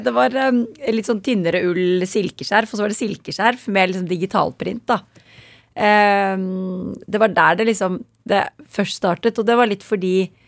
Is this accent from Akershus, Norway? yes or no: yes; Kolbotn, Akershus, Norway; also born or lived in near Cologne, Germany; Vi er født i Tyskland, er litt utenfor Köln. og så flyttet vi til Kolbotn